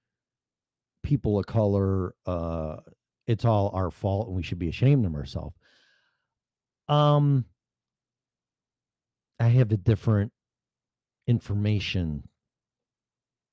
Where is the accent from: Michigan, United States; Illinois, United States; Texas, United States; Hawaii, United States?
Illinois, United States; moved away; I'm from Illinois